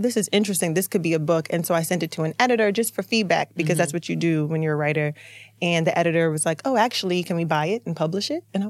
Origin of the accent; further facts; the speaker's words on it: Baltimore, Maryland, United States; I'm from Baltimore